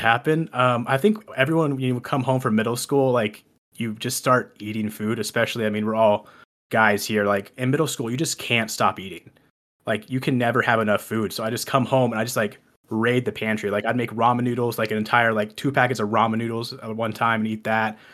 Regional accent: Texas, United States; I'm originally from Texas.

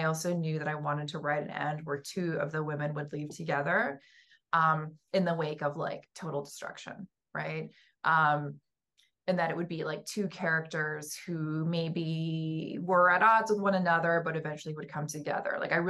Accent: West Coast, United States; Like growing up on the West Coast, where I was like always, you know, we would have these like earthquake drills constantly

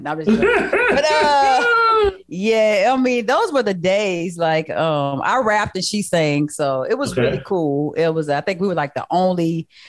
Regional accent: San Antonio, Texas, United States; moved away as an adult; where we're from San Antonio, there's not a true music culture in San Antonio.

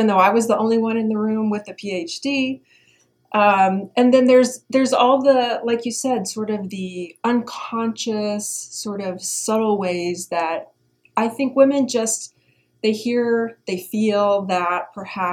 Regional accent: Indiana, United States; So I'm from Indiana. I'm from the Midwest, and I grew up playing all kinds of sports

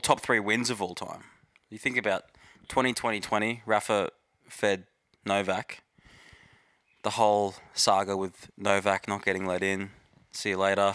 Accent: Australia; as an Aussie

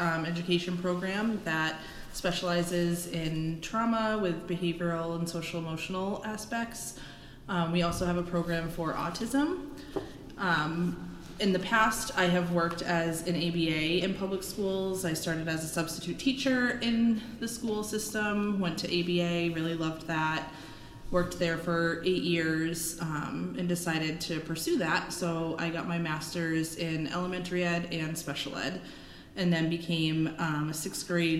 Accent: Minnesota, United States; moved away; I grew up there.

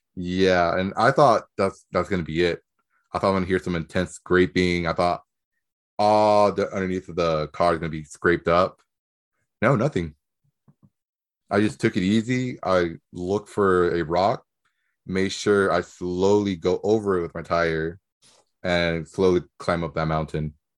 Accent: Nicaragua; moved away; Where I'm from, I'm from Nicaragua.

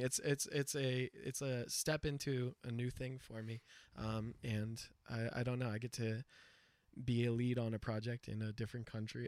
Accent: United States; as an American, like an English speaker

